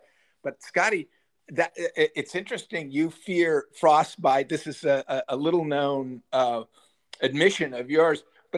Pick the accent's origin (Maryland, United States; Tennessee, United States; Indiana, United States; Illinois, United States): Illinois, United States; Northern; also born or lived in Southern California; now in Manhattan, United States; I was born and raised in Northern Illinois